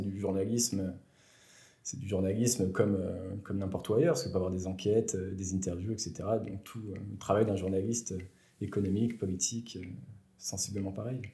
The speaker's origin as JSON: {"language": "French", "town": "Bourg-en-Bresse", "region": "Auvergne-Rhône-Alpes", "country": "France", "tie": "born or raised there", "also_born_or_lived": "Besançon / Lyon / Strasbourg / Marseille", "moved": "as an adult", "said": "je viens de la région de Bourg-en-Bresse. Euh, j'ai fait toute ma jeunesse euh, à Bourg-en-Bresse"}